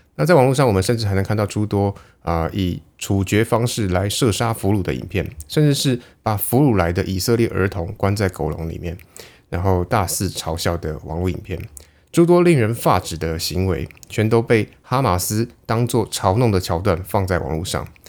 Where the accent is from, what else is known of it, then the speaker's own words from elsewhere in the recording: Taiwan; 在我们台湾人眼里